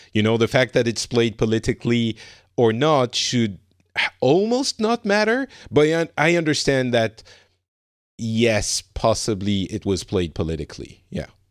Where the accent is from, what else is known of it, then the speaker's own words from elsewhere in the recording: France; I'm from France and from, you know, Europe